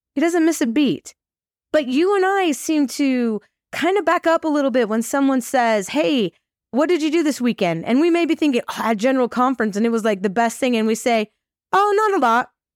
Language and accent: English; Farmington, Utah, United States; also born or lived in Idaho; I am from Farmington, Utah.